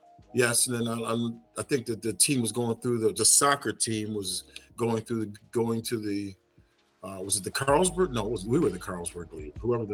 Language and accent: English; England, United Kingdom; born there; And I was born in England, obviously.